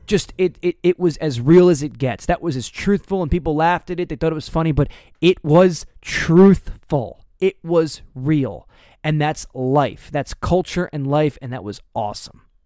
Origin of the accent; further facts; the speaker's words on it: United States; I grew up right outside of New York City